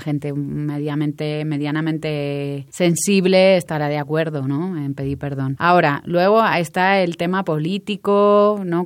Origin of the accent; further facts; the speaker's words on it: Spain; now in Mexico; tanto los españoles que estamos aquí